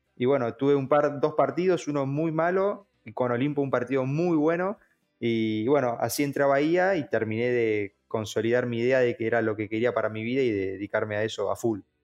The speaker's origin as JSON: {"language": "Spanish", "town": "Bahía Blanca", "region": "Buenos Aires Province", "country": "Argentina", "tie": "born or raised there", "said": "nací en Bahía"}